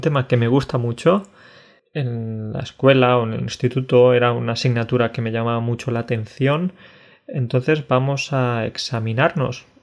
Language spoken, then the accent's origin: Spanish; Andalusia, Spain; yo en Andalucía